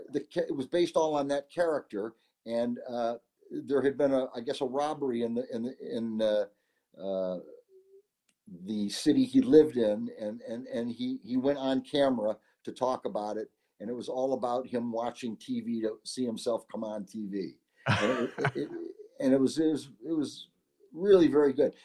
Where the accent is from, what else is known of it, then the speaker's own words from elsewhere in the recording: Syracuse, New York, United States; moved away as an adult; also born or lived in Los Angeles; my hometown of Syracuse, New York.